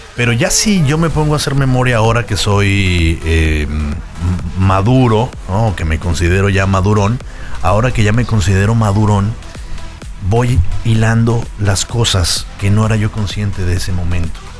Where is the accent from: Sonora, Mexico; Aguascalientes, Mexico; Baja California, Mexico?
Aguascalientes, Mexico; moved away as an adult; also born or lived in Mexico City; now in Puerto Vallarta, Mexico; yo desde morrito tenía alrededor de unos 5 o 6 años que en Aguascalientes. Yo nací en la Ciudad de México, pero oh. a los cinco años mi familia se mudó